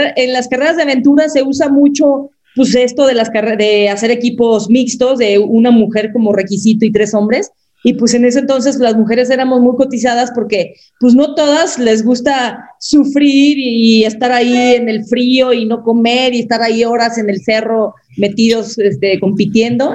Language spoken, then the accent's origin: Spanish; Mexico; nosotras como mexicanas también tenemos nuestra sangre azteca